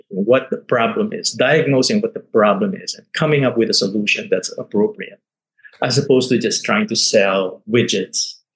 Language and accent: English; Manila, Metro Manila, Philippines; moved away as an adult; also born or lived in Hong Kong / Singapore; I managed to negotiate a return to Manila, my hometown